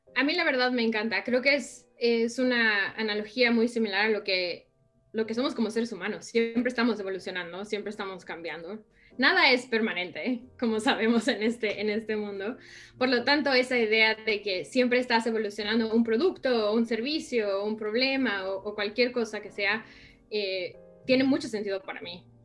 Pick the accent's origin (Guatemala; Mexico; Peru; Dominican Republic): Mexico; moved away as an adult; also born or lived in New York, United States; now in United States; estaba yo en México estudiando diseño gráfico